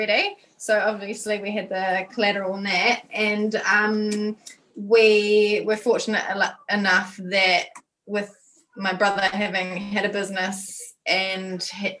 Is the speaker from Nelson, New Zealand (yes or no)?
yes; Nelson, New Zealand; we're from Nelson